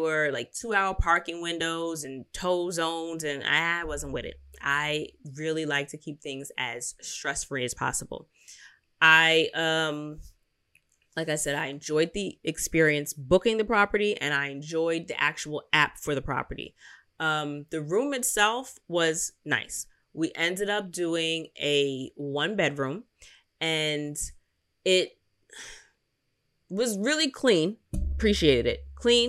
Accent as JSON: {"language": "English", "town": "Philadelphia", "region": "Pennsylvania", "country": "United States", "said": "So I don't know if it's City Center or Center City, because I'm from Philly."}